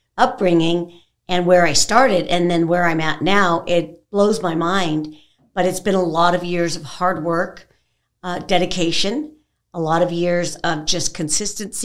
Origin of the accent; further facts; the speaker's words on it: California, United States; moved away; I'm originally from California